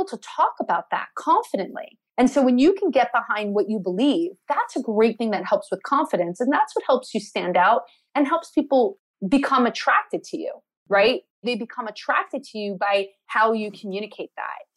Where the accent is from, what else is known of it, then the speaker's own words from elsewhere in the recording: New Jersey, United States; I was born in Jersey.